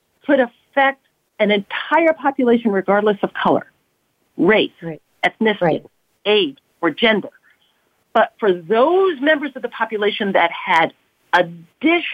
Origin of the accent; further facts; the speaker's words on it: New York, United States; I live where I grew up in the South Bronx